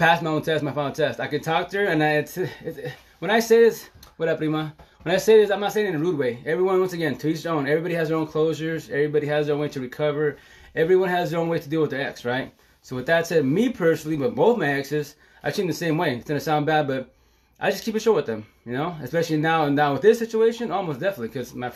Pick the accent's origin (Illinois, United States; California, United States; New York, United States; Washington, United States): Washington, United States; Eastern; moved away; also born or lived in Seattle; where I'm from, Eastern Washington